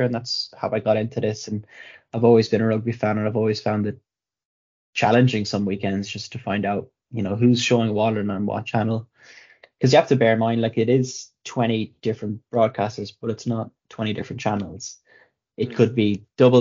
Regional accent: Ireland; I'm Irish

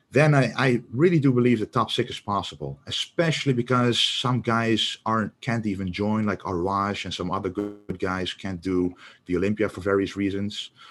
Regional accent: Netherlands; we're both from the Netherlands

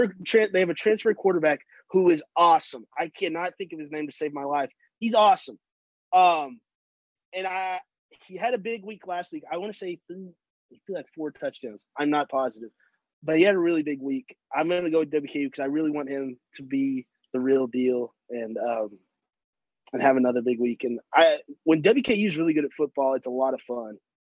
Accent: Paducah, Kentucky, United States; I'm from West Kentucky. This is where I live, where I planted my roots, as they say, born in Paducah, one of the farthest west parts of Kentucky.

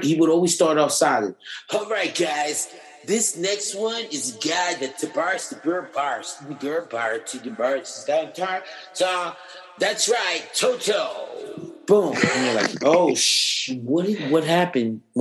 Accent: United States; being American

